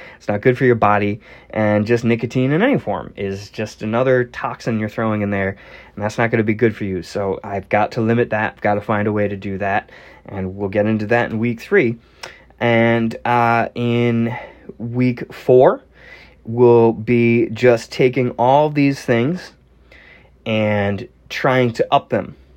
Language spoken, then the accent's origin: English; Northeastern United States, United States; I'm from the Northeastern United States.